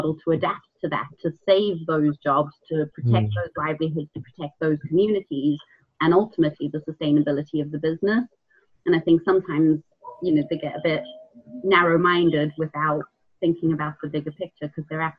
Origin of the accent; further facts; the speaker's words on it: South Africa; moved away; I grew up in South Africa.